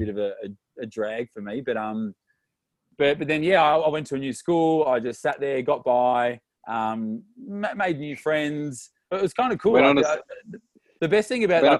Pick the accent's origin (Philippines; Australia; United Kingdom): Australia; Melbourne, Victoria; We live in the same suburb our whole life